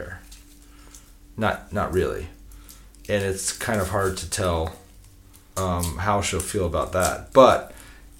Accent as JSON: {"language": "English", "country": "United States", "said": "I'm American"}